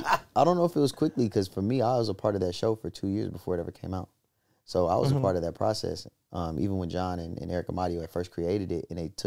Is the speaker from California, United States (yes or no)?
yes; Los Angeles, California, United States; I'm from Baldwin Village, like Crenshaw District